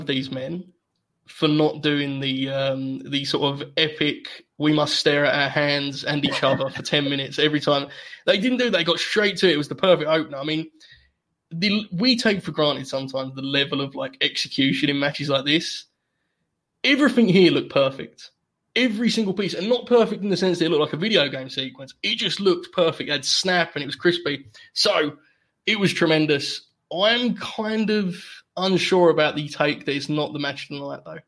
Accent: England, United Kingdom; as an Englishman

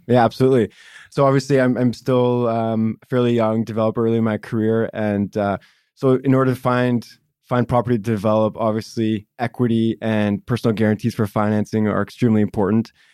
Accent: Vancouver, British Columbia, Canada; one of the rare kinds of local Vancouverites that was born and raised in Vancouver and still in Vancouver

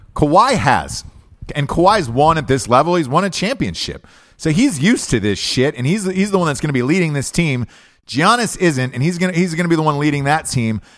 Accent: Atlanta, Georgia, United States; I'm from Atlanta, Georgia

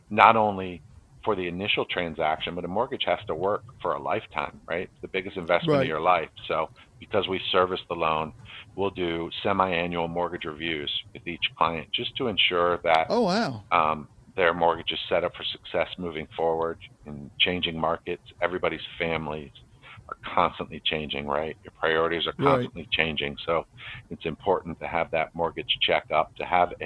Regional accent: Maryland, United States; moved away as an adult; also born or lived in New Jersey; I moved from New Jersey back to Maryland, where I'm from

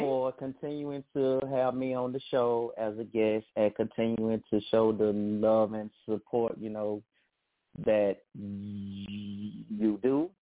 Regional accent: Hattiesburg, Mississippi, United States; I am from Hattiesburg, Mississippi

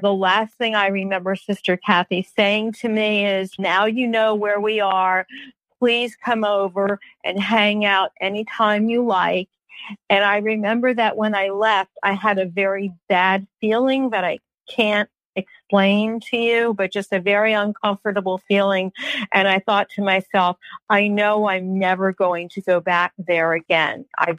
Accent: New York, United States; I had never seen big grasshoppers because I came from New York

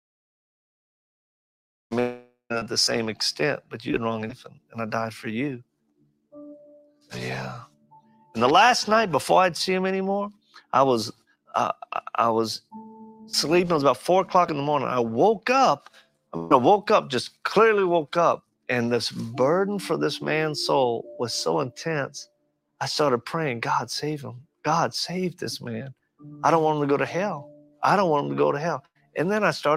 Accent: Lafayette, Louisiana, United States; I'm originally from Louisiana. I was born in Lafayette, Louisiana, back in 1965.

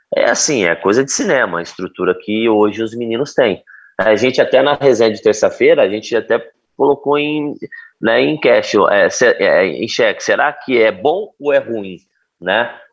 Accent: Ribeirão Preto, São Paulo, Brazil; crescemos juntos no Botafogo de Ribeirão, né, que eu sou natural de Ribeirão Preto

